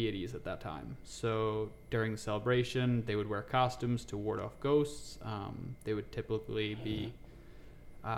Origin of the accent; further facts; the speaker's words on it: New York, United States; moved away as an adult; now in Texas, United States; I'm originally from New York. Moved down to Texas about 2 years ago